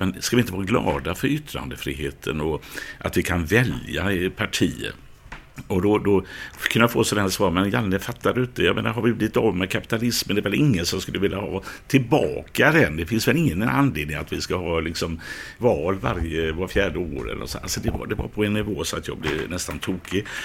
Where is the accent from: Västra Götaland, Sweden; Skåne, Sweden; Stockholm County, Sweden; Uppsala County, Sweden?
Västra Götaland, Sweden; Gothenburg; jag är uppvuxen i Biskopsgården